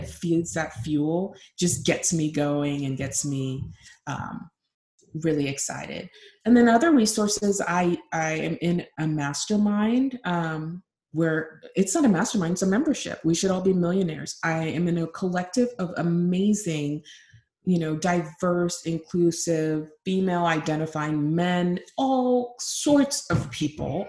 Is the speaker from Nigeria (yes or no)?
yes; Nigeria; I'm Nigerian